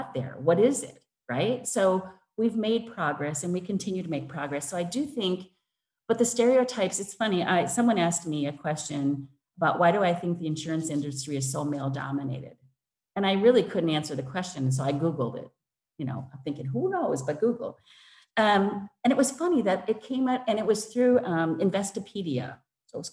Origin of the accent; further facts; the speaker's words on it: Wisconsin, United States; moved away as an adult; now in London, United Kingdom; I grew up in Wisconsin